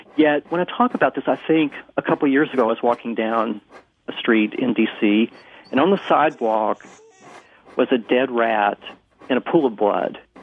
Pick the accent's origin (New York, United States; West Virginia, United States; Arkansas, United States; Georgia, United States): West Virginia, United States; now in Washington, D.C., United States; I grew up small town in West Virginia blue collar town